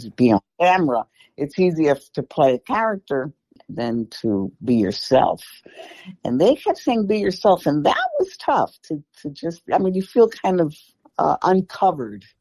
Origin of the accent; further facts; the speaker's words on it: New York City, New York, United States; I was born and raised in the Bronx